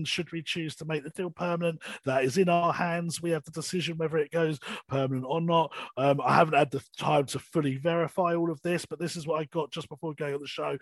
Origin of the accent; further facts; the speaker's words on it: London, United Kingdom; I'm from North East London